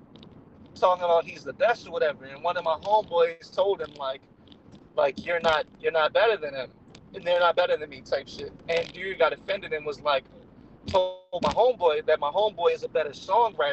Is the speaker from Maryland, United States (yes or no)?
yes; Baltimore, Maryland, United States; we're all from Baltimore